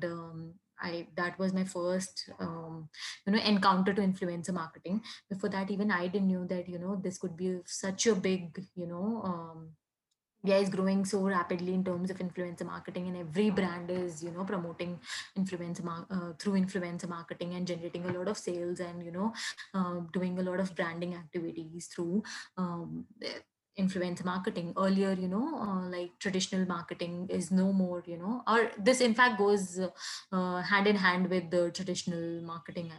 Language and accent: English; Kanpur, Uttar Pradesh, India; moved away; originally I'm from Kanpur, which is a small town